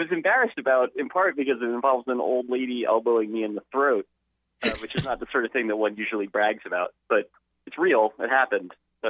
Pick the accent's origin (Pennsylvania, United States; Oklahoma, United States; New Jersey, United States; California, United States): New Jersey, United States; moved away; I grew up in New Jersey.